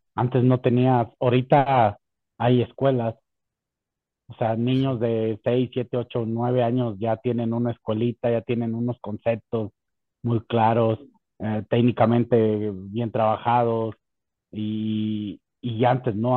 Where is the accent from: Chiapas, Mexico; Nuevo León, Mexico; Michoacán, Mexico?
Michoacán, Mexico; La Piedad; en mi ciudad natal, en La Piedad